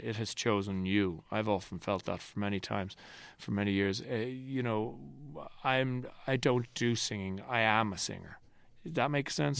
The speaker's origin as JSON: {"language": "English", "country": "Ireland", "also_born_or_lived": "New York", "said": "this hemming and hawing that we do as Irish people"}